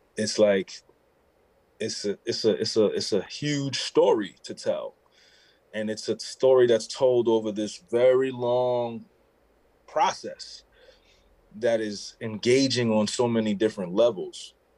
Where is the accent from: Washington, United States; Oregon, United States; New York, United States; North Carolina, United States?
New York, United States; New York City; growing up in New York